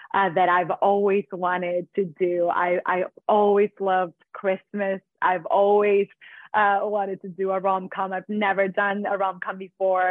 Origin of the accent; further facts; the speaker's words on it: Venezuela; moved away as an adult; also born or lived in Mexico; I am from Venezuela